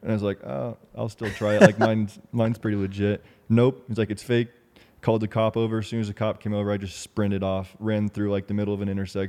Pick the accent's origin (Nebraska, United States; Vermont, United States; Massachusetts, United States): Vermont, United States; also born or lived in Rhode Island; yeah, I'm from Rhode Island, originally from Vermont.